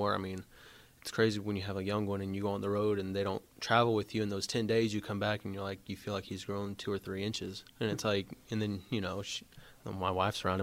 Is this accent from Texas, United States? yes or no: yes; Alvin, Texas, United States; also born or lived in Friendswood, Texas; growing up in Alvin, I mean, I feel like it was just any other city, small town city